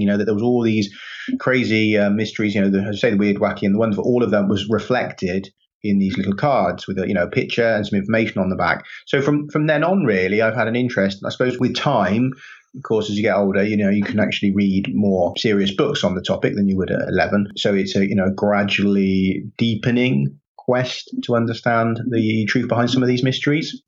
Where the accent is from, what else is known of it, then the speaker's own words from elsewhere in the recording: Stroud, South West England, United Kingdom; now in Wales, United Kingdom; I'm from Gloucestershire, from Stroud in Gloucestershire